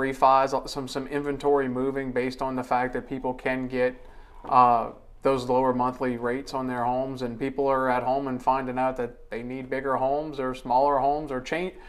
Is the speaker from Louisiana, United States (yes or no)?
yes; West Jefferson Parish, Louisiana, United States; I'm from West Jefferson Parish.